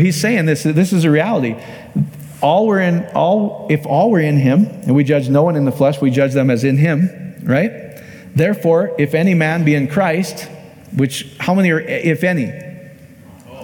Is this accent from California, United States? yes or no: no; Iowa, United States; my home state in Iowa